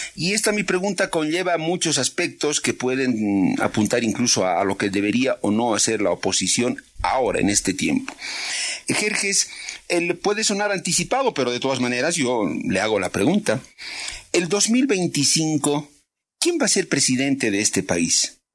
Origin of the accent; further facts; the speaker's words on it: Bolivia; yo como boliviano ahí pienso, más que como periodista incluso, como ciudadano boliviano